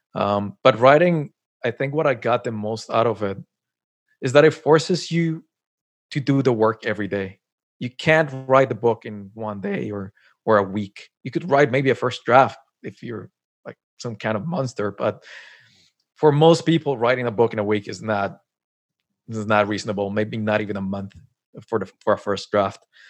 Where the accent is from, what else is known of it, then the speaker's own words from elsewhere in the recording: Colombia; moved away as an adult; also born or lived in Montréal / Tokyo; now in Canada; I was born and raised in Colombia and then moved to Canada. It's been like 10 years I'm here